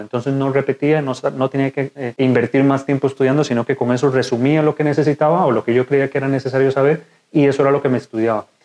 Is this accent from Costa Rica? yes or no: yes; Costa Rica; moved away as an adult; now in Spain; soy médico de Costa Rica, actualmente residente de cuarto año de urología aquí en España